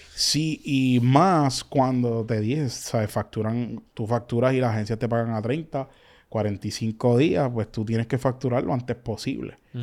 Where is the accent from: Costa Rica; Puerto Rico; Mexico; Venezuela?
Puerto Rico; Carolina; also born or lived in Canóvanas, Puerto Rico; básicamente me crié en Carolina, pues estudié desde elemental hasta intermedia casi en Carolina, pero soy de Ganoma